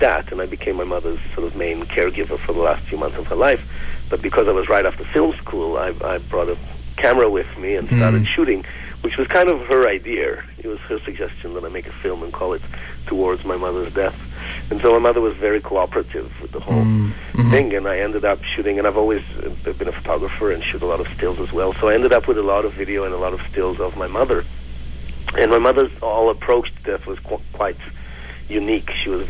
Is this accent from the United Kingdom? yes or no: no; Jerusalem, Jerusalem District, Israel; now in Vancouver, Canada; So I immigrated to Canada from Jerusalem in 1999, and I went to film school here, to Vancouver Film School, for a year. And shortly after I finished film school, I got a phone call from Israel that my mother has terminal cancer.